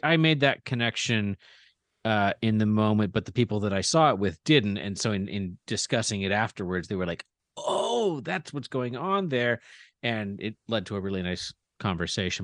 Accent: United States; as an American

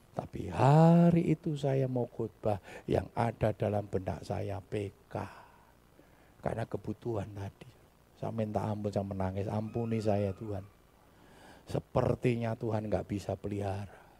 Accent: Java, Indonesia; Kita ini orang Jawa, Saudara.

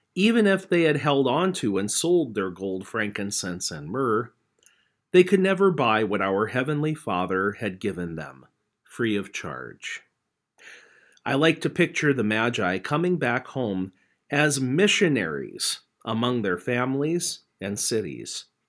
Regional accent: Napoleon, North Dakota, United States; my hometown of Napoleon

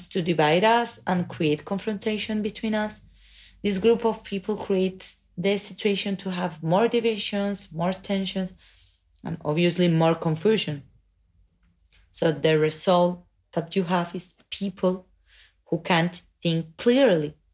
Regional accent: Spain; I'm an artist from Spain.

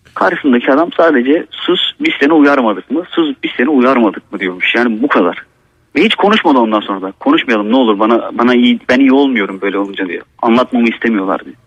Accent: Black Sea Region, Turkey; Bizim buradaki eski insanlarımız da yani Karadeniz'deki eski insanlarımız

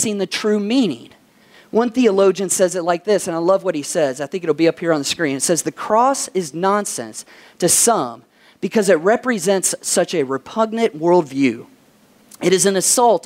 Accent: Kentucky, United States; my home state of Kentucky

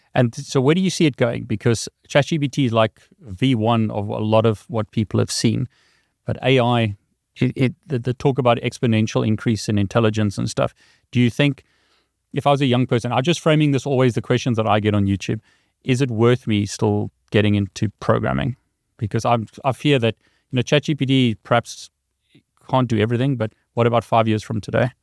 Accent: South Africa; moved away; I come from South Africa originally

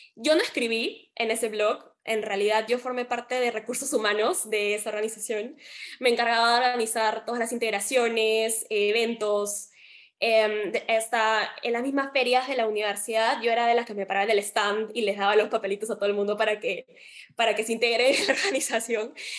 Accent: Peru; acá también estamos acostumbrados en Perú

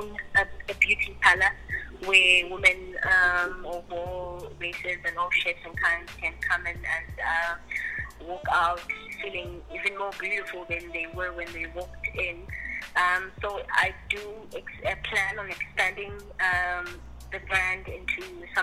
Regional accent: Nongoma, KwaZulu-Natal, South Africa; moved away; I grew up in Mwenongoma, Gwalindizwe, at a village called Gwalindizwe.

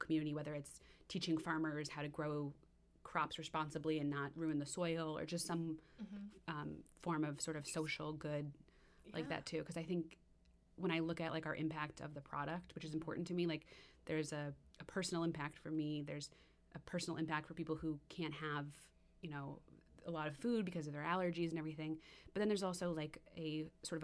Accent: West Hartford, Connecticut, United States; also born or lived in New York; I'm from West Hartford initially

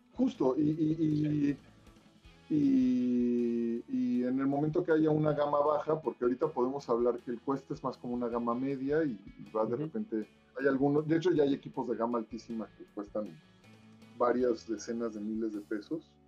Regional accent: Mexico; como mexicanos

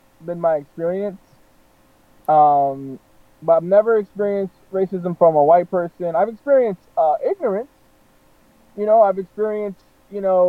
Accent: North Florida, United States; moved away; being born and raised in the South, you know, like North Florida

